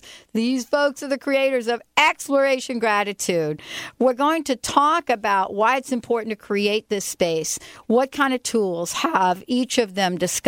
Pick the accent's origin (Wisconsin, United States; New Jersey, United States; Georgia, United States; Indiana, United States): New Jersey, United States; moved away; my home state, the state of New Jersey